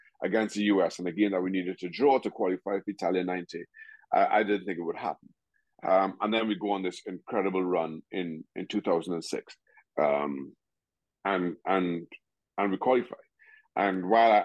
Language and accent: English; Trinidad & Tobago; moved away as an adult; also born or lived in United States; I grew up in Trinidad and Tobago.